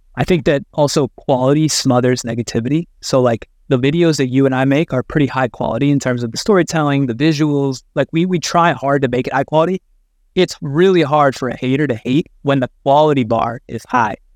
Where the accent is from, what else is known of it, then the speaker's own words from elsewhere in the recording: Midwest, United States; I grew up in the Midwest